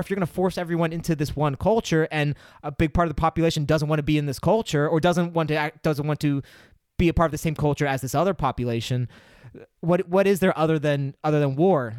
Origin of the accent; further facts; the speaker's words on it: Pennsylvania, United States; I grew up in Pennsylvania.